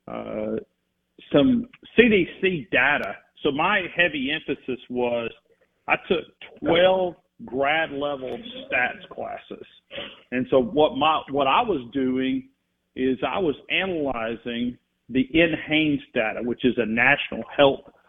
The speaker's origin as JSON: {"language": "English", "region": "North Alabama", "country": "United States", "tie": "born or raised there", "said": "growing up in North Alabama"}